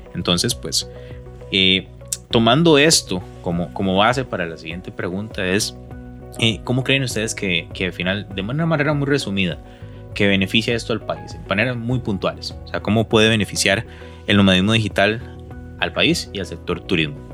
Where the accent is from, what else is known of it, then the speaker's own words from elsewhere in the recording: Costa Rica; yo como costarricense no conocía